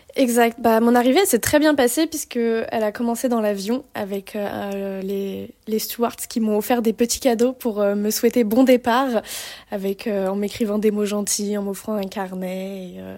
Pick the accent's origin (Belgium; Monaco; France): France; accent: bien français et non bourgeois; moved away as an adult; now in Canada; J'aime trop mon accent bien français et non bourgeois